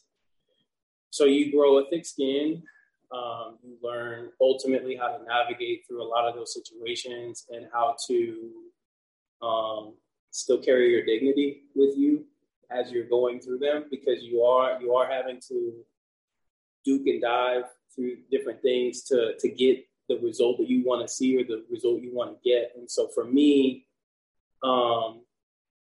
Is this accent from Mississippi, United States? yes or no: no; Wamego, Kansas, United States; now in Kansas City, United States; So they resided in Little Wamego, Kansas.